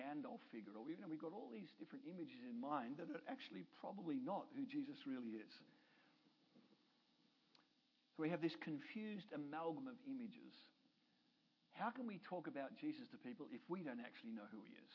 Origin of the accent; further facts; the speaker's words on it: Australia; now in Canada; I'm an Australian and I live in Canada.